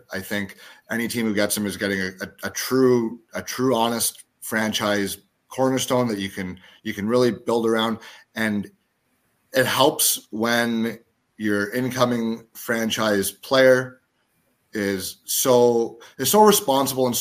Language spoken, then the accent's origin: English; the Maritimes, Canada; I was born in the Maritimes